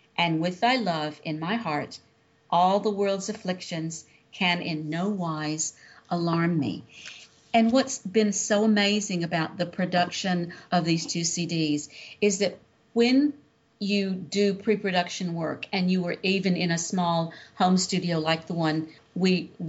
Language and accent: English; Louisiana, United States; I'm the Southerner with, of course, the person born in Louisiana. I've got this jazz thing all around me.